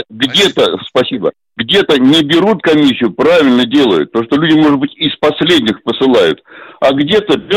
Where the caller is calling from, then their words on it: Moscow, Russia; из Москвы, пенсионер, мне 77 лет.